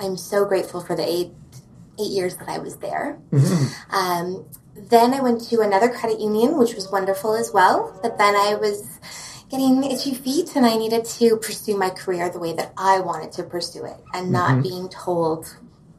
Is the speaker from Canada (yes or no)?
yes; Edmonton, Alberta, Canada; also born or lived in Calgary / Lethbridge; now in Kelowna, Canada; I was born in Calgary, but I was raised in Edmonton and then Lethbridge for my teenage